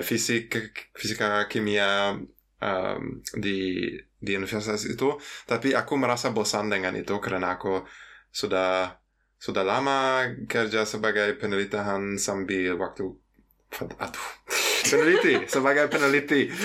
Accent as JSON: {"language": "Indonesian", "town": "Cologne", "region": "North Rhine-Westphalia", "country": "Germany", "also_born_or_lived": "Yogyakarta, Indonesia", "second_language": "Indonesian", "said": "aku uh, berasal dari Jerman dari kota Köln"}